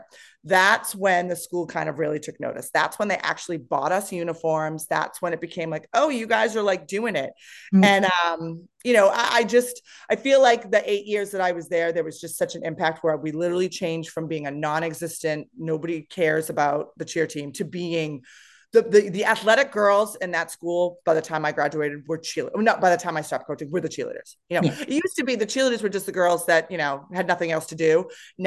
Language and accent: English; East Bridgewater, Massachusetts, United States; also born or lived in Foxborough, Massachusetts; I grew up in this town